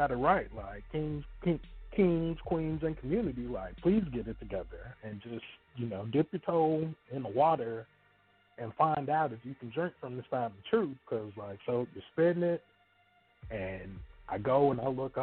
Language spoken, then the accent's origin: English; Texas, United States; I'm from Texas.